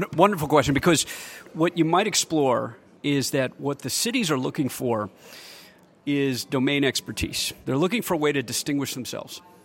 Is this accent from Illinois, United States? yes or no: no; Michigan, United States; also born or lived in Silicon Valley; now in Austin, United States; I grew up in Michigan when the economy was struggling